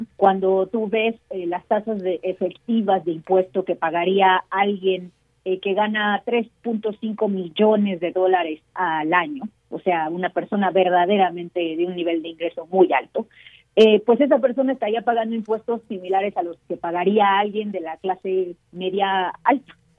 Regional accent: Mexico; soy mexicana

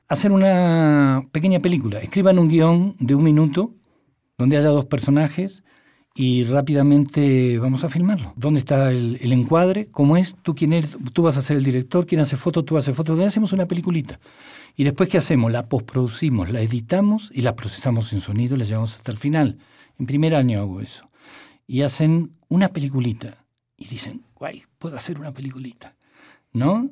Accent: Argentina; moved away as an adult; now in Mexico; había una dictadura militar en mi país, me tuve que, ir

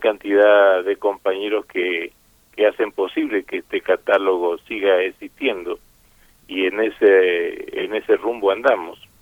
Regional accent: Argentina; also born or lived in Spain; now in Mexico; yo nací en España, pero me crié en Argentina

